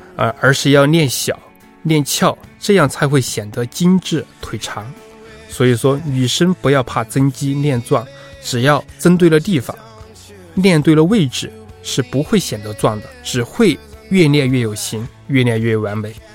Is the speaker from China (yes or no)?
yes; Sichuan, China; 我是四川人